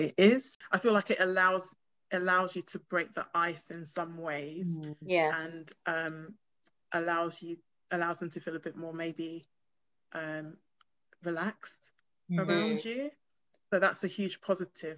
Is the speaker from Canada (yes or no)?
no; United Kingdom; also born or lived in Ghana; they can hear my accent, so they know that I've grown up here